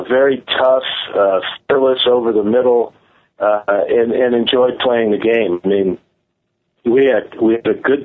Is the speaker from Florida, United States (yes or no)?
no; San Francisco, California, United States; I played a regular season game in my hometown